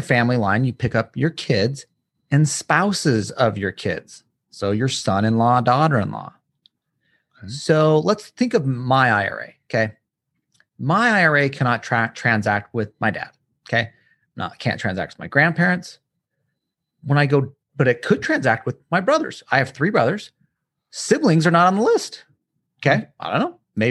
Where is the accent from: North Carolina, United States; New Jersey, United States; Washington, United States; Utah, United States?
Utah, United States; Little dig. I'm from Utah, so.